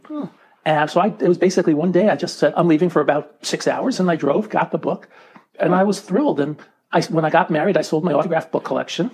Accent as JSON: {"language": "English", "region": "New York area", "country": "United States", "tie": "born or raised there", "said": "I grew up in the New York area"}